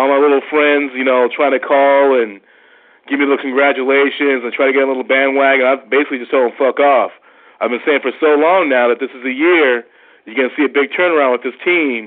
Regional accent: Long Beach, California, United States; moved away; I'm originally from Long Beach

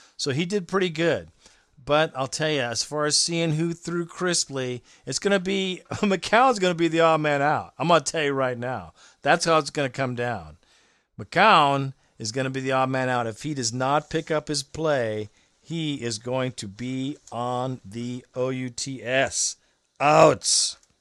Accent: Alabama, United States; I was born in Alabama

